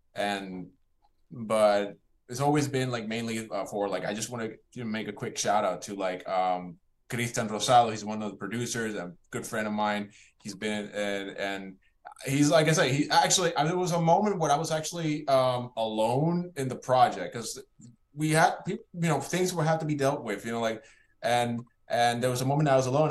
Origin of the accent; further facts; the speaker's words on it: Puerto Rico; I was born in Puerto Rico